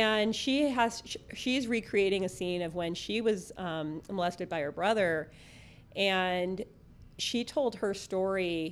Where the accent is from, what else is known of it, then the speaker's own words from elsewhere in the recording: San Fernando Valley, California, United States; now in San Diego, United States; I grew up in the San Fernando Valley